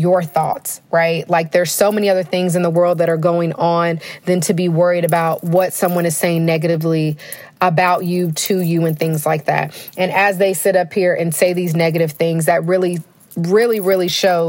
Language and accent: English; Denton, Texas, United States; I'm from Denton, so my mom stayed in like the Denton Corinth, you know, line